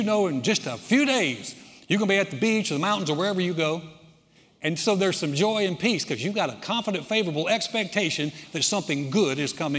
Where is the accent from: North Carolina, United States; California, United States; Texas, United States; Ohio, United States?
North Carolina, United States; moved away; my home state, North Carolina